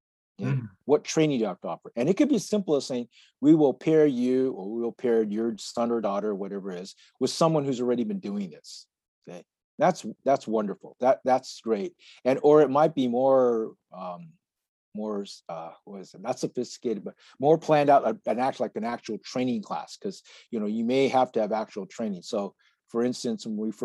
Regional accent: United States; I was born and raised in the United States

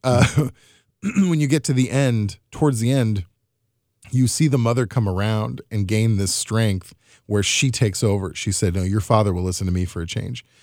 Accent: Missouri, United States; growing up in the Midwest, which is often Missouri, which is often considered the South

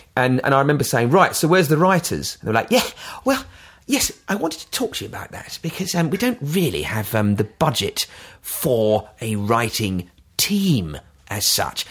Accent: London, United Kingdom; moved away as an adult; also born or lived in Brighton / United States; now in Worthing, United Kingdom; I'm a Londoner, and I I moved out. I lived in Brighton for 16 years

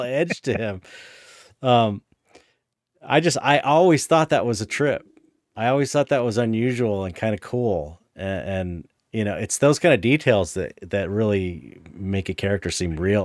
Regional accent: San Pedro, California, United States; growing up in San Pedro

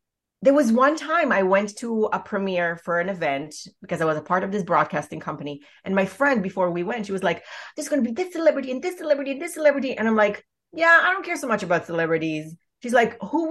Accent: Israel; I was born in Israel

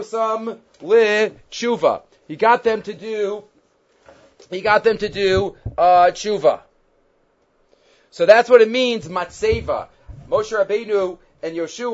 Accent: United States; moved away; I grew up in the United States.

